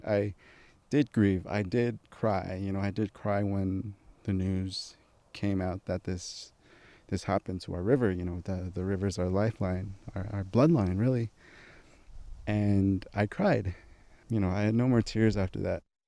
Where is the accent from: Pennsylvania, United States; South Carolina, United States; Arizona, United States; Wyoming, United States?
Arizona, United States; Flagstaff; also born or lived in Shiprock, New Mexico; I'm from Flagstaff, but I live here for the summer